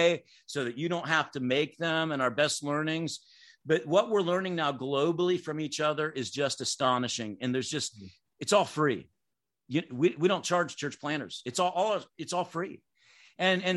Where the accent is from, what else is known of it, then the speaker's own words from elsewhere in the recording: Clinton, United States; that little church I grew up in Clinton, 200 people